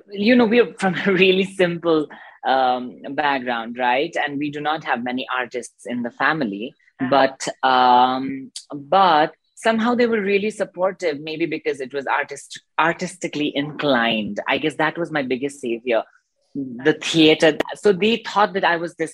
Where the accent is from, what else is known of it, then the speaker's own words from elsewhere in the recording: Darjeeling, West Bengal, India; I was born in Darjeeling, obviously, and uh, I did my schooling there. And um, so I'm from a very, like, you know, um, um, spiritual family, let's say that, and a religious family